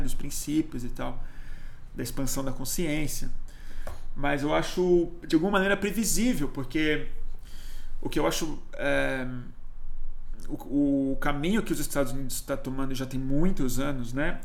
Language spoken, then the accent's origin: Portuguese; Brazil; eu sou brasileiro, né? Nós somos brasileiros